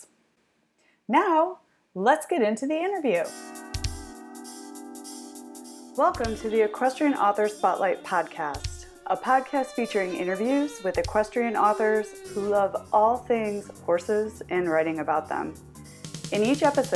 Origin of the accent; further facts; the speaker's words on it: Michigan, United States; we're both from Michigan